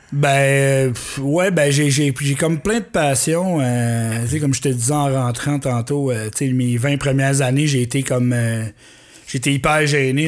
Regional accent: Magdalen Islands, Quebec, Canada; je suis aux de la Madeleine, je suis reparti il y a 5 ans déjà

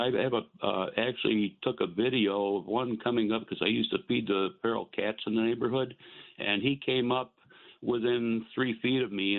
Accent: Western New York, United States; I grew up in Western New York

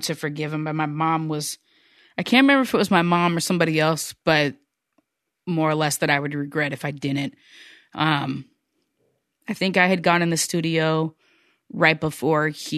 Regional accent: United States; now in Seattle, United States; I'm American

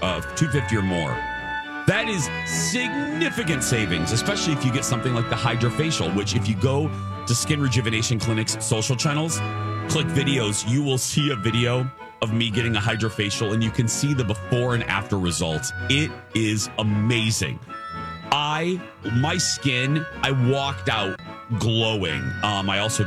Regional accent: Chicago, Illinois, United States; moved away; that's my home, where I was raised in Chicagoland

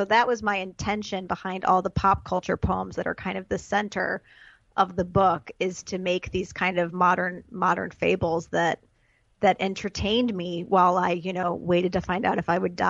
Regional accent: Chicago, Illinois, United States; I'm from Chicago.

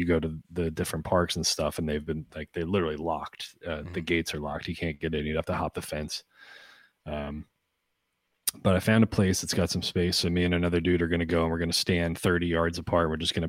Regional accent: Boyertown, Pennsylvania, United States; also born or lived in Gilbertsville, Pennsylvania; growing up in Gilbertsville and Boyertown

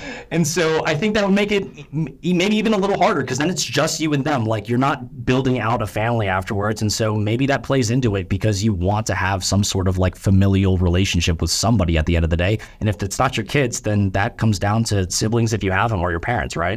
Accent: United States; first language English; I'm a Korean American. I'm born and raised here

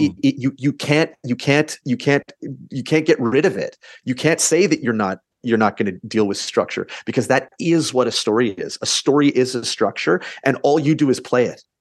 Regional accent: Canada; we're Canadian

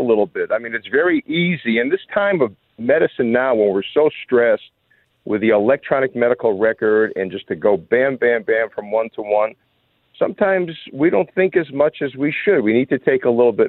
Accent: Chicago, Illinois, United States; I grew up in Chicago

